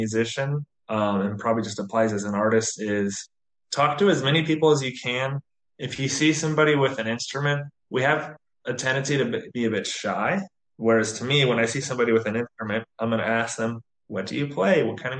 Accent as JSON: {"language": "English", "town": "Atlanta", "region": "Georgia", "country": "United States", "tie": "born or raised there", "moved": "as an adult", "lives_now": "Umbria, Italy", "said": "grew up just outside of Atlanta in the U.S., and kind of never really left my hometown more than, 15 minutes outside of my hometown in terms I traveled, but never moved elsewhere."}